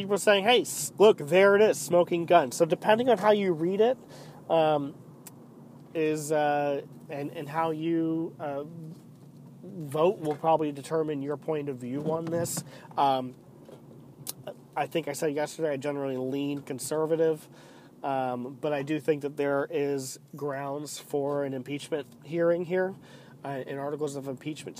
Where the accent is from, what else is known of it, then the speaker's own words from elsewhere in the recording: United States; we as the American people